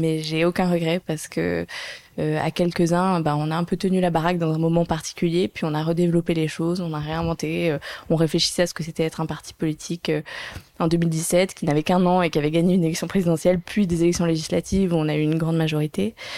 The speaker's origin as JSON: {"language": "French", "country": "Monaco", "tie": "born or raised there", "also_born_or_lived": "London", "said": "je viens de Monaco"}